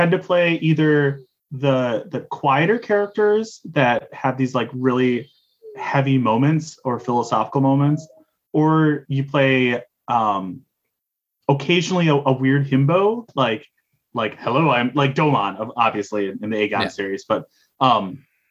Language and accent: English; Wisconsin, United States; we are from Wisconsin